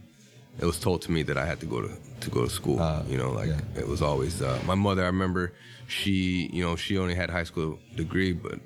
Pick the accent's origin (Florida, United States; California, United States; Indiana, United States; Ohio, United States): California, United States; Salinas; I was born and raised in Salinas, 1984. My parents are from Mexico. My dad is from Sinaloa. My mom's from Tamaulipas.